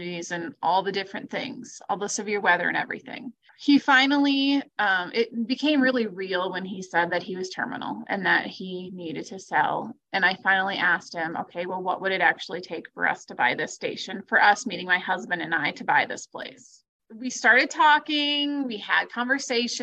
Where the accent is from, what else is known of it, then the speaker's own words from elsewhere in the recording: Webster, South Dakota, United States; moved away as an adult; also born or lived in Spearfish, South Dakota / Watertown, South Dakota; So I'm originally from Webster, South Dakota